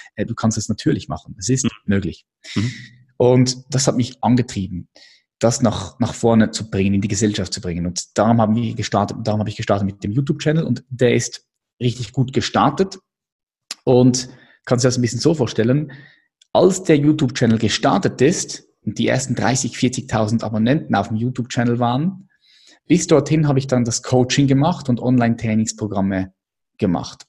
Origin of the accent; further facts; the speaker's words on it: Adliswil, Zurich, Switzerland; Ich bin aufgewachsen hier in der Schweiz, in Adliswil